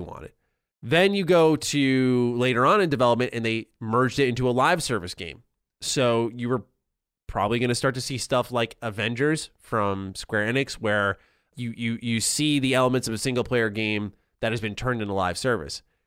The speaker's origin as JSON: {"language": "English", "region": "New York", "country": "United States", "said": "as a New Yorker"}